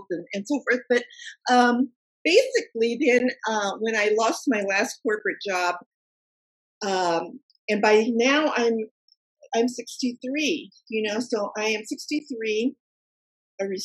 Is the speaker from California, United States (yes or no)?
yes; Silicon Valley, California, United States; I grew up in Silicon Valley and worked all my life in Silicon Valley in high tech.